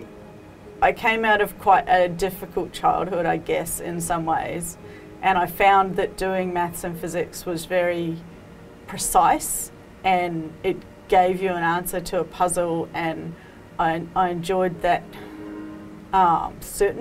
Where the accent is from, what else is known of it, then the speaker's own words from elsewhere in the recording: New Zealand; moved away as an adult; now in Sydney, Australia; I grew up in New Zealand, and then I moved to Sydney with my ex, and now obviously live here with our children